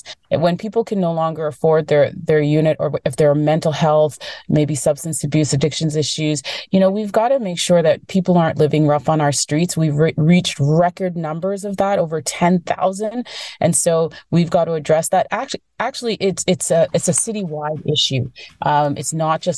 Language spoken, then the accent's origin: English; Toronto, Ontario, Canada; I grew up in Scarborough